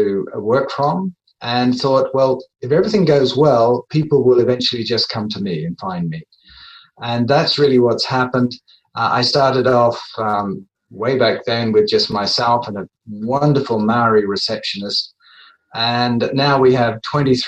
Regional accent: England, United Kingdom; moved away; I'm originally from England, so I trained in England at one of the English universities

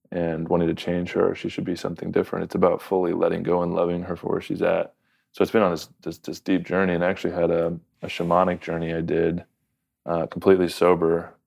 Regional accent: Southern California, United States; from Southern California

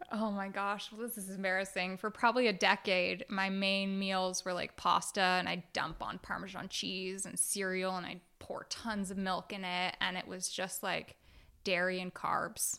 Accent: Oakland, California, United States; I grew up in Oakland, California

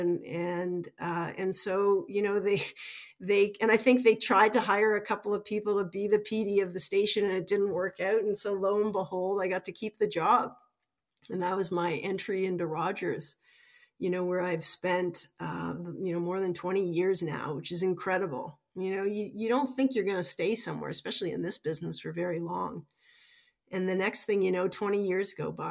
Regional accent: Toronto, Ontario, Canada; I ended up working in Toronto, which is my hometown

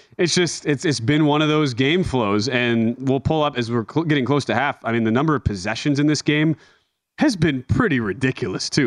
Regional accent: Milwaukee, Wisconsin, United States; my hometown city, Milwaukee.

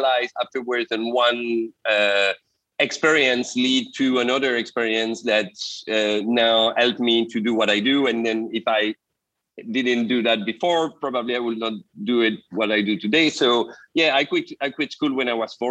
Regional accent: Belgium; I'm from Belgium originally.

